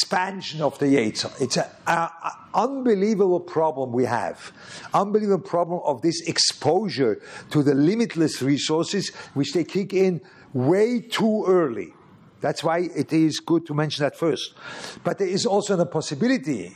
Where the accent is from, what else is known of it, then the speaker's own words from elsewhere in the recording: Lucerne, Switzerland; moved away; Luzern, which was my hometown